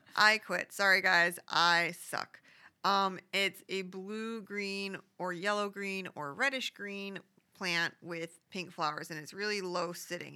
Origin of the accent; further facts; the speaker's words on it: Phoenix, Arizona, United States; I'm from Phoenix